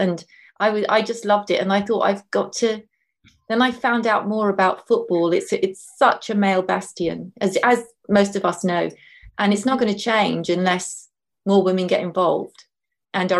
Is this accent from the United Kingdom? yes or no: yes; London, United Kingdom; I grew up in London